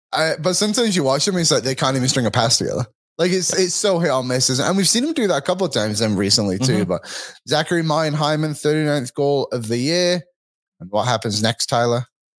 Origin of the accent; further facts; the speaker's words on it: Philippines; I completed the flag game. I'm Filipino.